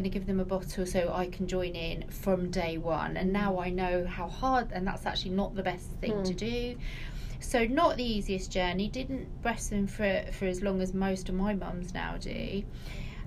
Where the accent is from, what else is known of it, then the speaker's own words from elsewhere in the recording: Hatfield, East of England, United Kingdom; moved away as an adult; also born or lived in London; now in Milton Keynes, United Kingdom; I come from Hatfield in Hertfordshire